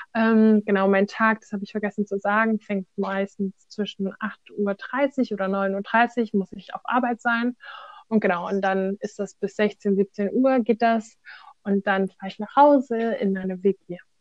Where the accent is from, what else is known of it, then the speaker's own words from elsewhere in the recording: Germany; wir als Deutsche sprechen jetzt Hochdeutsch